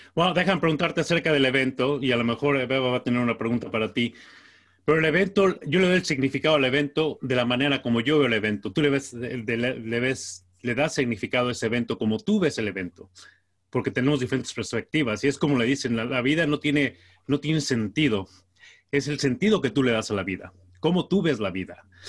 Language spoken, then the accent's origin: Spanish; Mexico; yo soy mexicano